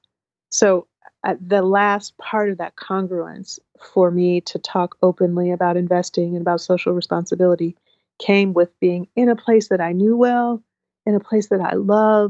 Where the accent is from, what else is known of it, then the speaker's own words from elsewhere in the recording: Portland, Oregon, United States; I grew up in Northeast Portland and North Portland.